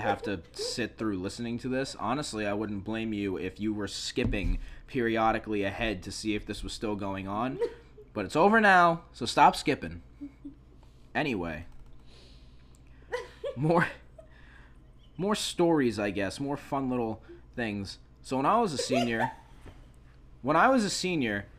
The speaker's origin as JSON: {"language": "English", "region": "New York", "country": "United States", "tie": "born or raised there", "said": "I was born in New York"}